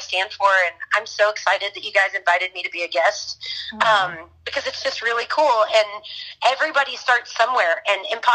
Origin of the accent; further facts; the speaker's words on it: Florida, United States; now in Texas, United States; I'm from Florida, got to Texas quickly.